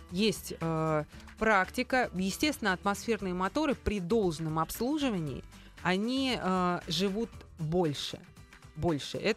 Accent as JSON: {"language": "Russian", "town": "Grozny", "region": "Chechnya", "country": "Russia", "said": "Именно, я из Грозного."}